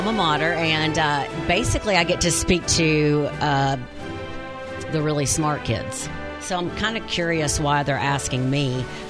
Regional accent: Wynne, United States; moved away; I'm from Wynn

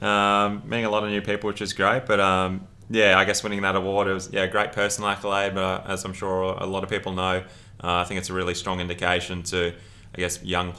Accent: Brisbane, Queensland, Australia; moved away as an adult; now in Rockhampton, Australia; As I said, I was born and bred in Brisbane, so through and through.

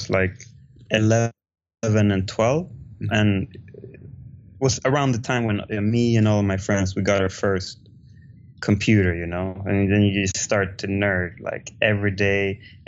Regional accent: Stockholm, Stockholm County, Sweden; I grew up in Stockholm, Sweden

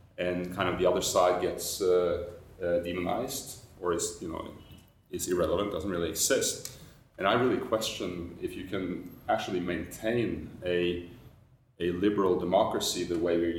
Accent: Norway; when I grew up in Norway in kind of the 70s

